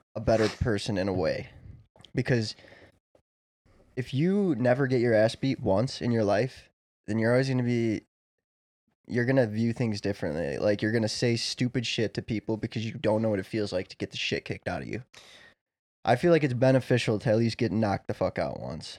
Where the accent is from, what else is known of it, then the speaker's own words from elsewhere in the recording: Chicago, Illinois, United States; we're all from Chicago land area, Chicagoland area